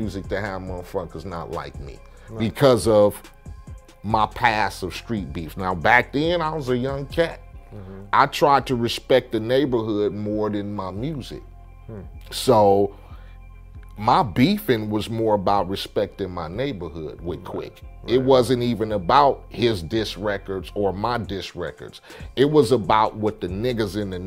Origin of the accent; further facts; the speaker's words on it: Compton, California, United States; I come from Compton, I gang bang